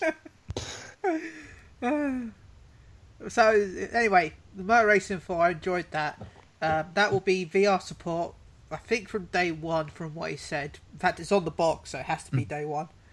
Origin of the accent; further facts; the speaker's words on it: United Kingdom; I'm British